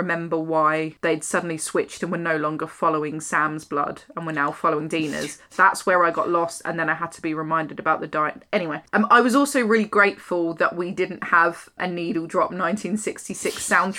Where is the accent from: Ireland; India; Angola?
Ireland; As an Irish person, I'm insulted.